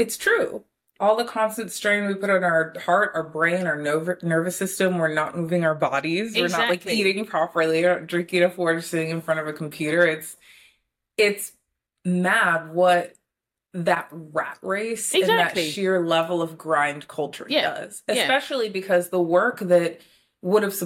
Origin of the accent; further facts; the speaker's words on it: Florida, United States; moved away; I'm from Florida